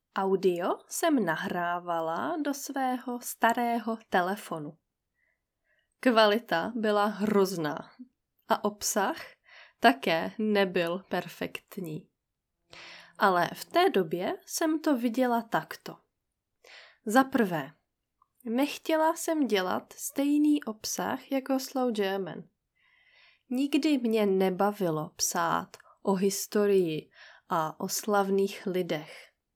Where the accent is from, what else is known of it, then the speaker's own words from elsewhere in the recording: Czechia; moved away as an adult; also born or lived in Brest, France; žili jenom tři Češky. Z nich jedna jsem byla já.